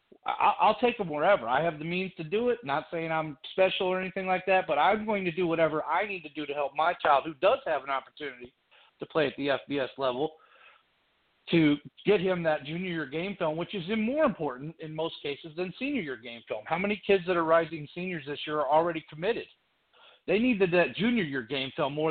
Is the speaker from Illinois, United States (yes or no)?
yes; Chicago, Illinois, United States; now in North Augusta, United States; I'm originally from Chicago